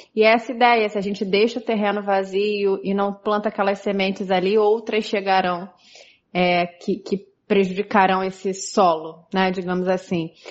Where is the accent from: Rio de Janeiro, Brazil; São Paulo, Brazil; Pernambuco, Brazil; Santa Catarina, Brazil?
Pernambuco, Brazil; Caruaru; sou de Caruaru, Pernambuco